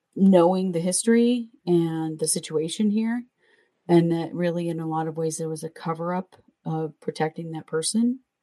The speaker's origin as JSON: {"language": "English", "region": "Southeast Idaho", "country": "United States", "tie": "born or raised there", "said": "We we grew up in Southeast Idaho, where it's very very Mormon."}